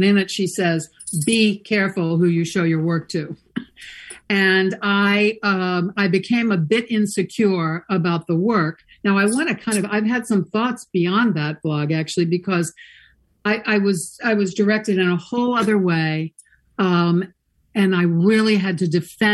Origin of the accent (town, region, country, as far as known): St. Louis, Missouri, United States; born or raised there; moved away; also born or lived in New York City / Los Angeles